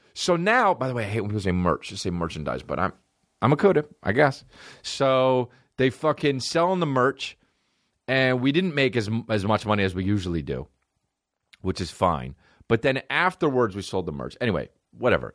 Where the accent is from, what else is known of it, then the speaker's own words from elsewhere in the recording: New Jersey, United States; I'm from New Jersey